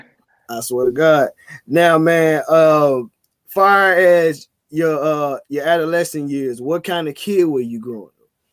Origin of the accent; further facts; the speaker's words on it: Memphis, Tennessee, United States; a lot of individuals I grew up in Orange Mound